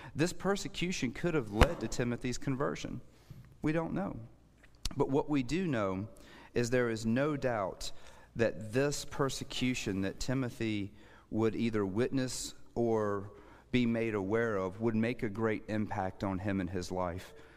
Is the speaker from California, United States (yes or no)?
no; Suffolk, Virginia, United States; moved away; also born or lived in Lynchburg, Virginia / Middle East; I grew up in Suffolk, Virginia.